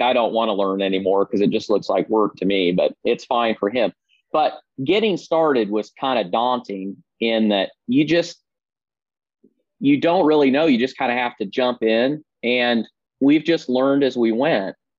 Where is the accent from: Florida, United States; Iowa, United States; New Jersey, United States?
Iowa, United States; Southeast; I grew up in Southeast Iowa, as you said, uh, born and raised